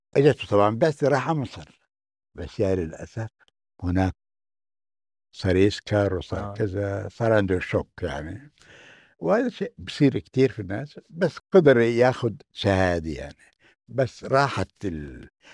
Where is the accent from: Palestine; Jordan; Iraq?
Palestine; Jenin, West Bank; moved away as an adult; now in Germany; أنا من بلدي اسمها جنين